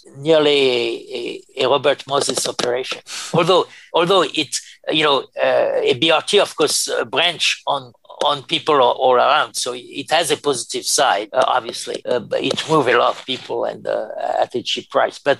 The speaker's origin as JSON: {"language": "English", "country": "France", "also_born_or_lived": "Paris, France / New York, United States", "accent": "French", "second_language": "English", "moved": "as an adult", "said": "my French accent"}